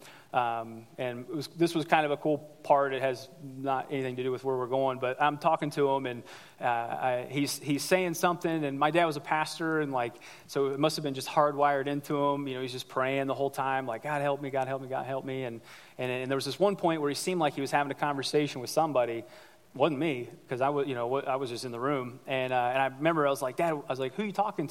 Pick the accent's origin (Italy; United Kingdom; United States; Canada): United States; I grew up here in the United States. I grew up in America